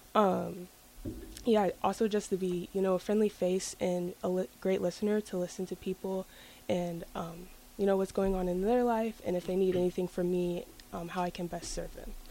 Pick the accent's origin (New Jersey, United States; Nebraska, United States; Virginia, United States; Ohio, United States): Nebraska, United States; Lincoln; I was born here in Lincoln, and I've lived in Lincoln my whole life